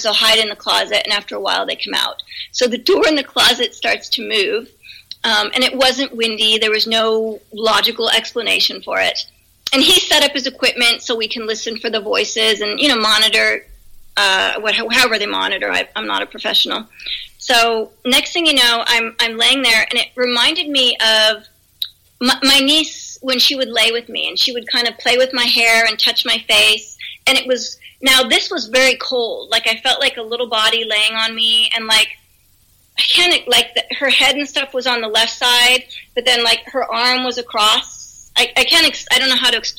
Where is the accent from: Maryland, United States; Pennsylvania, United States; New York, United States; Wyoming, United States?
Pennsylvania, United States; moved away; I'm originally from Pennsylvania, the East Coast